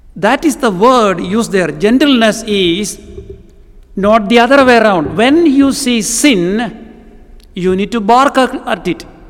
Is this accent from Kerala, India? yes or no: yes; Kerala, India; first language Malayalam; English is a second language; moved away; I come from the southern part of India, a place called Kerala.